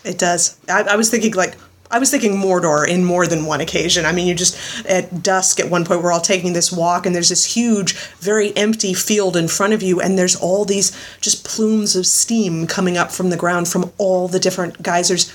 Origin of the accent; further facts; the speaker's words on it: Florida, United States; Elizabeth and I grew up in Florida